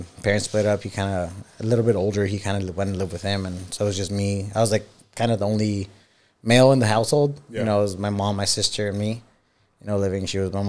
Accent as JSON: {"language": "English", "town": "Anaheim", "region": "California", "country": "United States", "tie": "born or raised there", "also_born_or_lived": "Mexico City, Mexico", "said": "I was born in Mexico, actually Mexico City. You know, migrated to the U.S. when I was about 3. You know, grew up in Anaheim"}